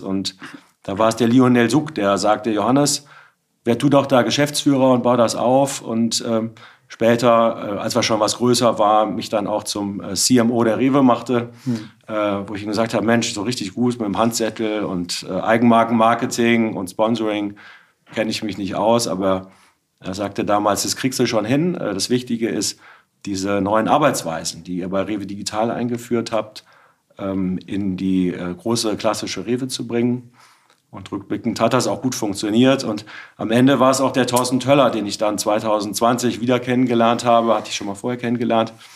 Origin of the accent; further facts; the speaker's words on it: Bergisch Gladbach, North Rhine-Westphalia, Germany; also born or lived in Witten; nach dem Abitur mein Bruder und ein paar Kumpels von der Schule einen Karnevalsverein gegründet haben. Und ähm, ich bin jetzt seit 25 Jahren Mitglied dieses Karnevalsvereins. Wir sind jetzt auch gerade wieder beim Zug mitgegangen, äh, bei uns in Refrath im Dorf